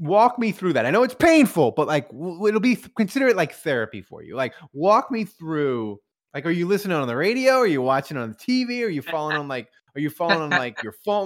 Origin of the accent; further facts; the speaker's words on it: New Orleans, Louisiana, United States; when I grew up, like, I'm from New Orleans